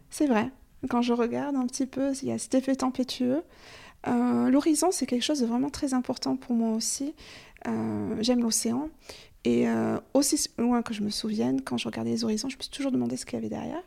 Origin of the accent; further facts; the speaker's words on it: Gers, Occitania, France; now in Périgord, France; gersoise d'origine